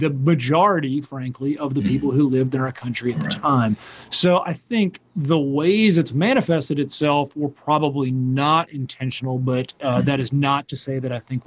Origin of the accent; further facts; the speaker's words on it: North Carolina, United States; am a Southerner, I'm a North Carolinian, I'm an Appalachian